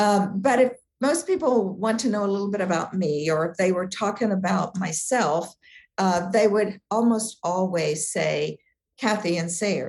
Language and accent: English; Southwest Virginia, United States; moved away as an adult; also born or lived in Massachusetts / Texas; He grew up in Northern Virginia, and I grew up in Southwest Virginia.